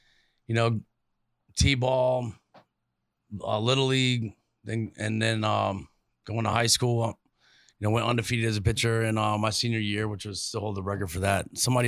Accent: Norfolk, Virginia, United States; born there; I was born in Norfolk, Virginia in 74.

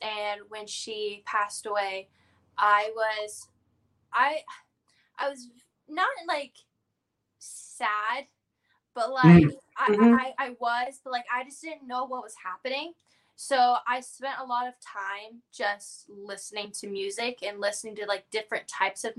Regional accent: Florida, United States; being born and raised in Florida

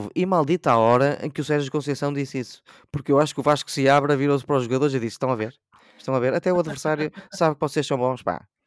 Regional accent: Portugal; E eu, enquanto português

